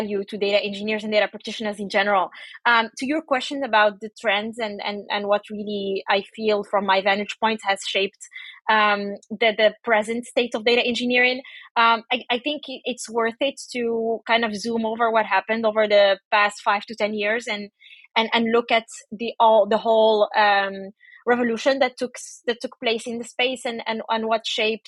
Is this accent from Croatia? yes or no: no; Paris, Île-de-France, France; moved away as an adult; I grew up in Paris